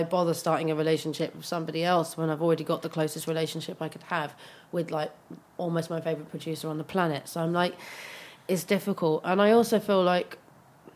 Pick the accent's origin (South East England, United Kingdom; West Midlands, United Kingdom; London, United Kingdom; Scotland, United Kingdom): London, United Kingdom; growing up in Brixton